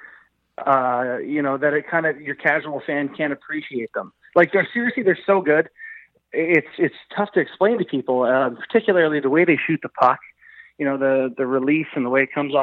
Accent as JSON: {"language": "English", "country": "Canada", "said": "being Canadian is sort of a binding identity. We're all Canadian"}